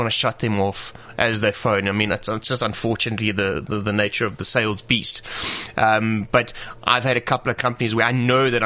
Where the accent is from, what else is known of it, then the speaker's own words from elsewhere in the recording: South Africa; we are proudly South African